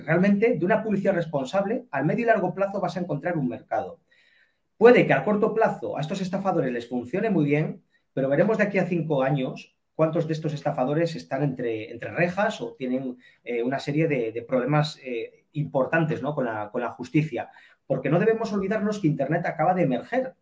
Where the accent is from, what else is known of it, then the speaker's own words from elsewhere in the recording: Spain; nosotros como españoles